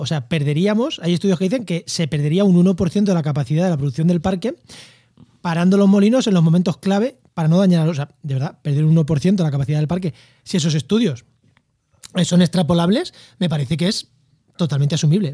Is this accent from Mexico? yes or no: no; Albacete, Castilla-La Mancha, Spain; also born or lived in Campo de Gibraltar; now in Úbeda, Spain; Yo, soy de Albacete y he vivido en, el campo de Gibraltar